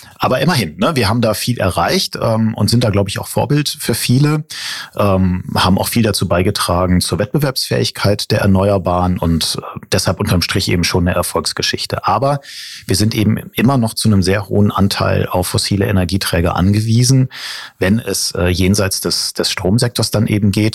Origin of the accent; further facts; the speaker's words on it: North Rhine-Westphalia, Germany; ich bin nämlich groß geworden am Niederrhein